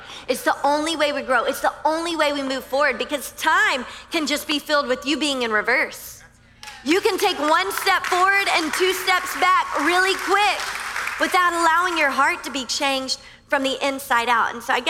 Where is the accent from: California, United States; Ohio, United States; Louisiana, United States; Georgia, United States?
Louisiana, United States; now in Miami, United States; Like I came from Louisiana and everyone is very kind on the interstate. You know, we don't have as many lanes as you crazy people here in Miami.